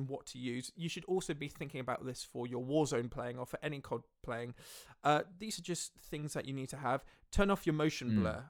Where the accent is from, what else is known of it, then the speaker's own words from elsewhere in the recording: Melbourne, Victoria, Australia; I actually did grow up in Australia. I grew up in Melbourne.